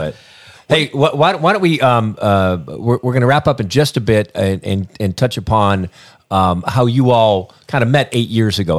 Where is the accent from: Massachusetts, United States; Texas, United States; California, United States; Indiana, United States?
Indiana, United States; I grew up in Indiana.